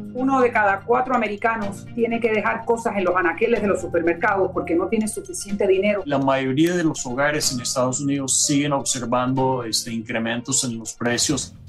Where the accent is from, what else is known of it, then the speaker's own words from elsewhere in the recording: Argentina; accent: Argentine; moved away; also born or lived in Oakland, California; yo por mi acento te darás cuenta que soy de Argentina, yo he vivido toda mi vida en la inflación